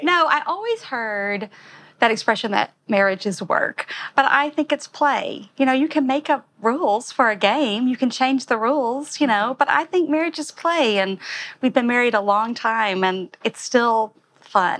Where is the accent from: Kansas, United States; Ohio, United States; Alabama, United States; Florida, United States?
Alabama, United States; now in New York, United States; I'm from Alabama